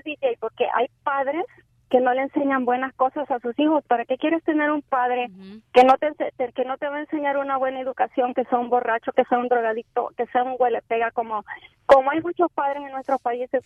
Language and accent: Spanish; El Salvador; Yo soy salvadoreña